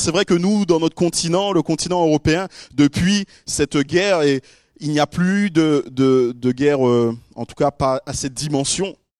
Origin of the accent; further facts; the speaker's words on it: Guadeloupe; chez moi en Guadeloupe, qui est une toute petite île perdue là au, milieu de l'océan Atlantique